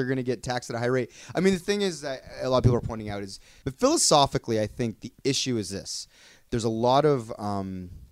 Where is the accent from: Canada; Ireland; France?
Canada; we're all from Canada. We grew up here